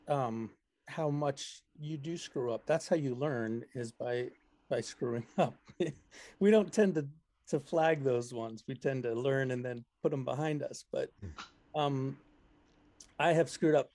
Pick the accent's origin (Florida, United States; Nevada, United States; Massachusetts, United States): Massachusetts, United States; Melrose; my hometown here in Melrose